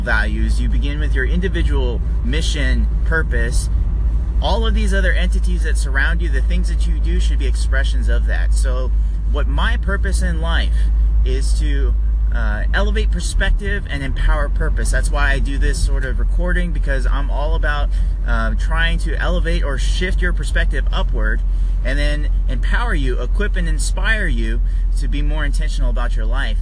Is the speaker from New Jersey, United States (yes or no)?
no; California, United States; now in Maryland, United States; I'm from California originally